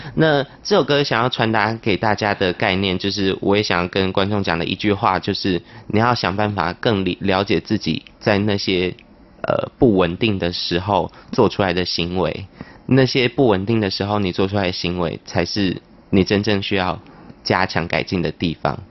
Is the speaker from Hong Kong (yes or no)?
no; Tainan, Taiwan; moved away as an adult; also born or lived in Palau; now in Taipei, Taiwan; 我是在柏流出生，嗯。在台南长大，在台北读书，在台北工作生活